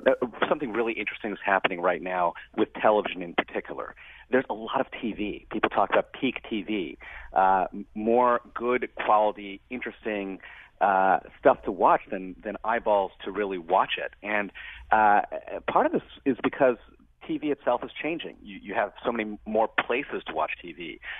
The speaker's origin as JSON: {"language": "English", "town": "Brooklyn", "region": "New York", "country": "United States", "tie": "born or raised there", "said": "In fact, I was born in Brooklyn, New York, one of the most diverse places in one of the most diverse cities in America."}